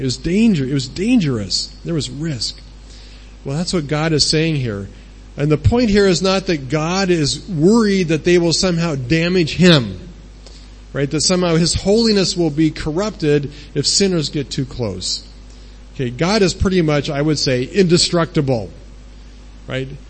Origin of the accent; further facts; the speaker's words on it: United States; moved away as an adult; now in Thailand; we don't own a house in, the, in America, our home country